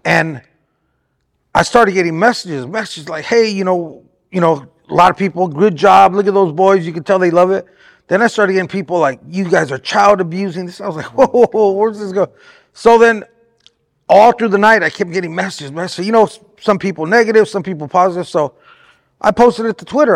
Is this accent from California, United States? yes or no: yes; Artesia, California, United States; now in Riverside, United States; I was actually born in Artesia.